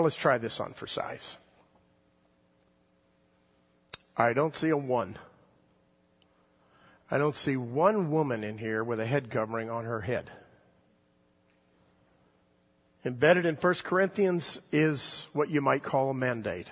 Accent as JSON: {"language": "English", "region": "the South", "country": "United States", "tie": "born or raised there", "said": "I grew up in the South in the 1960s"}